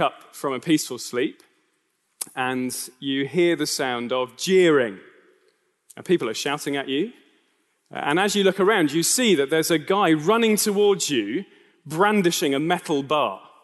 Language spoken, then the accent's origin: English; United Kingdom; I am a British citizen.